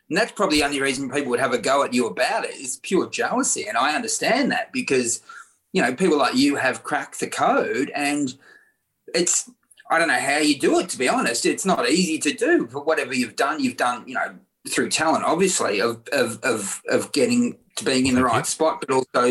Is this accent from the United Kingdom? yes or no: no; Victoria, Australia; when I was 12, you know, I was growing up in Victoria